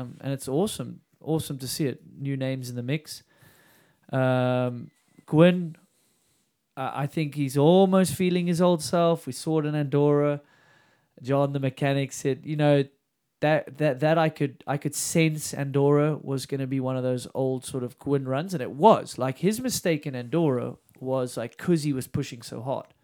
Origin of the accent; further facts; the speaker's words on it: South Africa; I was a junior from South Africa